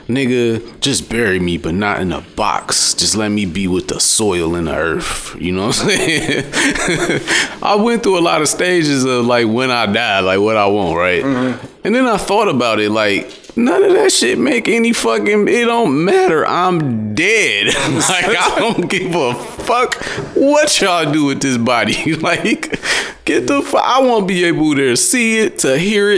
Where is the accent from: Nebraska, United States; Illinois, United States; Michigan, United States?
Michigan, United States; Detroit; I'm from Detroit